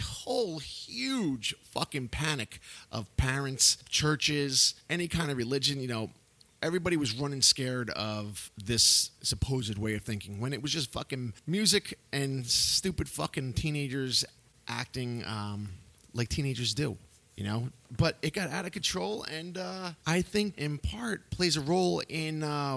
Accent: Yonkers, New York, United States; growing up in Yonkers in the 80s and in the early 90s

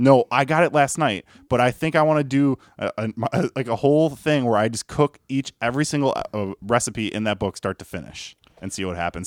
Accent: Chicago, Illinois, United States; I grew up on the South Side of Chicago

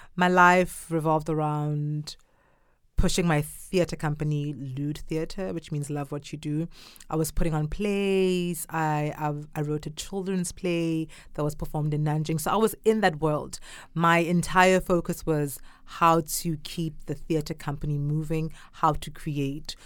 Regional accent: Durban, KwaZulu-Natal, South Africa; first language Zulu; English is a second language; now in China; I'm from South Africa, grew up in a city called Durban

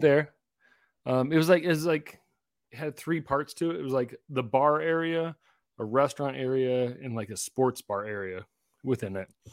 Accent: Tri-Cities, Washington, United States; I grew up in Tri-Cities

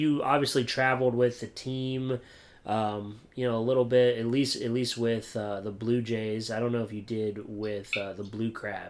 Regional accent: Williamsport, Pennsylvania, United States; I'm from Williamsport, Pennsylvania.

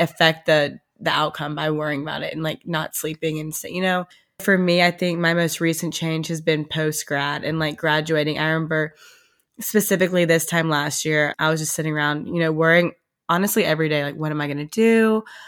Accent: Oxford, Mississippi, United States; moved away as an adult; also born or lived in Nashville; now in Hawaii, United States; we are coming live from Oxford, Mississippi

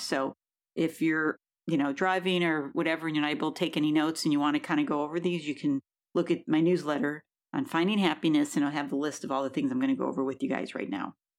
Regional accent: Buffalo, New York, United States; now in California, United States; I'm from Buffalo, New York

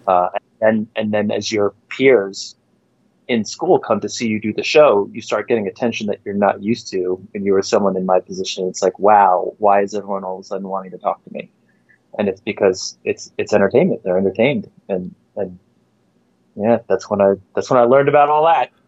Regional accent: Farmingdale, New York, United States; I had a rough time coming up in the school system in Farmingdale

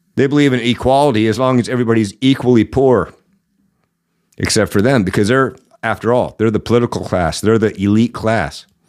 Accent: Seattle, Washington, United States; I'm from the Seattle area

